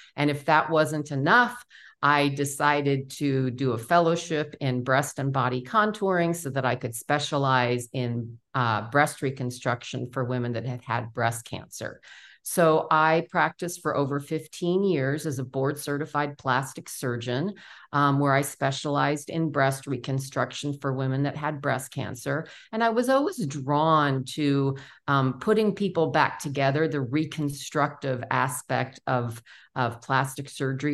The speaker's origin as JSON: {"language": "English", "town": "New York City", "region": "New York", "country": "United States", "tie": "born or raised there", "also_born_or_lived": "Memphis, Tennessee", "said": "born and raised in New York City"}